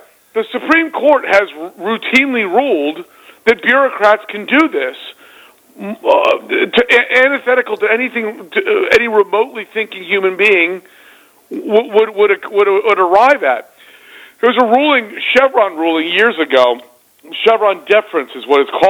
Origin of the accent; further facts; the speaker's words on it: Virginia, United States; Virginia being my home state